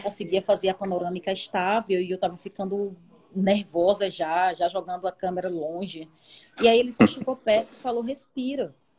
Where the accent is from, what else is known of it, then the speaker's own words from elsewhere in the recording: Salvador, Bahia, Brazil; eu sou de Salvador, nascida no Coqueiro Grande, que é o paraíso na Terra